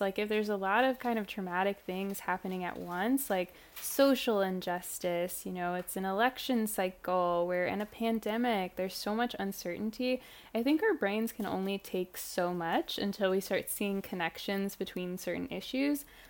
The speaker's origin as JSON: {"language": "English", "town": "Ferguson", "region": "Missouri", "country": "United States", "tie": "born or raised there", "said": "the Ferguson uprisings happened in my hometown"}